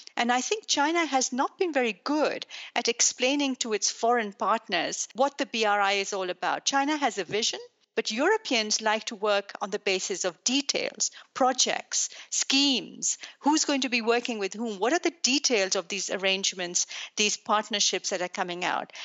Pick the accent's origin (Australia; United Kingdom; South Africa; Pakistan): Pakistan; also born or lived in Belgium; now in Brussels, Belgium; I'm Belgian. I was born in Pakistan